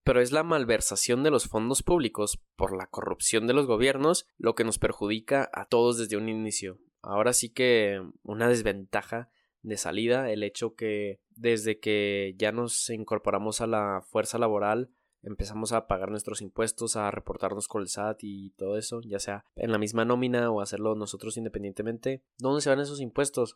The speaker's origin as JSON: {"language": "Spanish", "country": "Mexico", "said": "nosotros, México, es el país más desigual"}